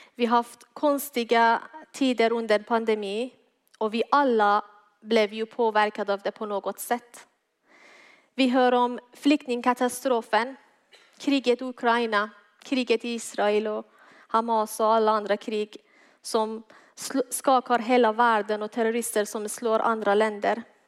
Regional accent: Iran; Swedish is a second language; now in Malmö, Sweden; Jag är född och uppväxt i Iran, kom till tro på Jesus efter jag kom hit tillsammans med min familj 2014.

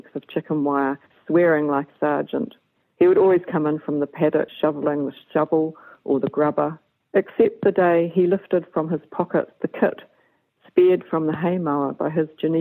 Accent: Levin, Manawatū-Whanganui, New Zealand; when I was brought up here, the dairy farm was 70 cows on 60 acres

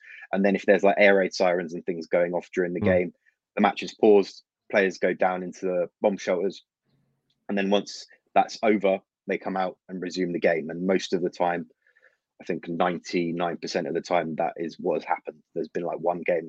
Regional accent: London, United Kingdom; I'm not born in Ukraine, but I am born and raised in London, but I've got Ukrainian family

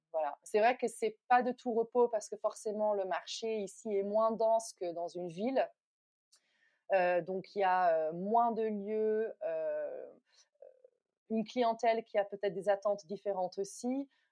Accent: Netherlands; also born or lived in New Delhi, India / Goa, India / United States; now in France; je suis originaire des Pays-Bas

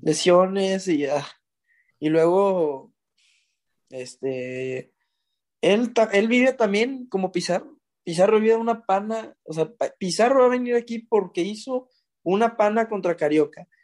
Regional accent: Mexico; Los mexicanos también

